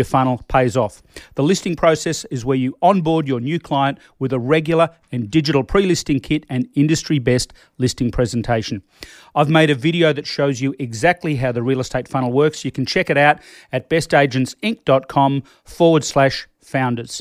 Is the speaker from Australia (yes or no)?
yes; Australia; I'm Australian